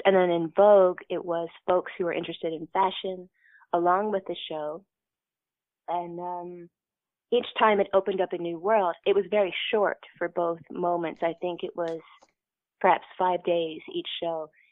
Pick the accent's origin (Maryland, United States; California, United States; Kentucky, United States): Kentucky, United States; I am from the South. I'm from Kentucky. I consider that the South.